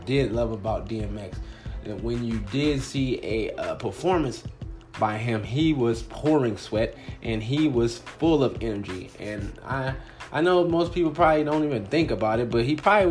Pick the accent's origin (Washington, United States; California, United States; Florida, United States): California, United States; Compton; now in Phoenix, United States; I'm originally from the Compton, California area